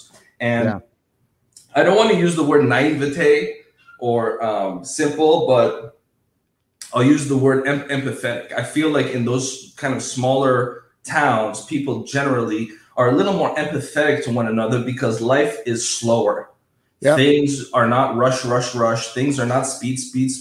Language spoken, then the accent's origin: English; Minnesota, United States; moved away as an adult; also born or lived in Southern California; now in Los Angeles, United States; I was born and raised in Minnesota